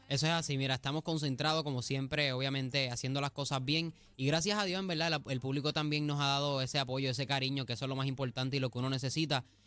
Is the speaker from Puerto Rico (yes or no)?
yes; Cidra, Puerto Rico; mi pueblo de Sidra